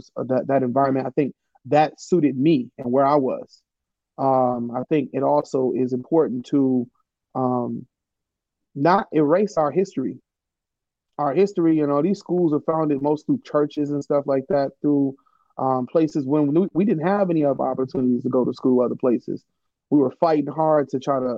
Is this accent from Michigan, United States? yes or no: yes; Detroit, Michigan, United States; growing up in Detroit